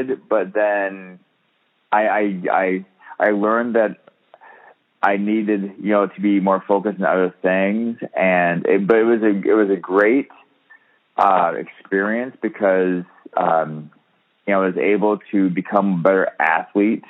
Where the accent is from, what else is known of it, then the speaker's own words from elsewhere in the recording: Michigan, United States; moved away; I grew up in Michigan